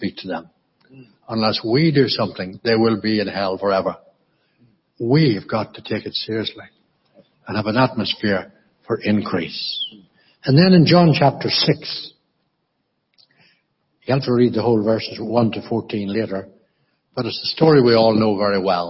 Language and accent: English; County Monaghan, Ulster, Ireland; when I grew up in County Monaghan in the Republic, I was brought up in a very, very traditional Anglican church called Church of Ireland